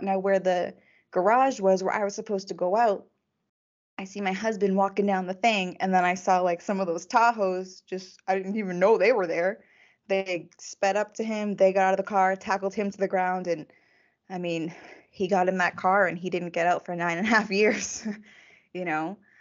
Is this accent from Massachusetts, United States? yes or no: yes; Massachusetts, United States; also born or lived in Texas; I was actually born in Texas. My mom has family in Texas. So even though I grew up in Massachusetts